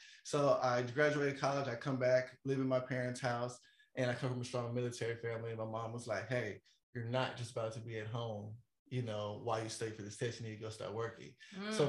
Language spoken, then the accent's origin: English; the South, United States; I'm from the South, so the temperature can get a little hot up there.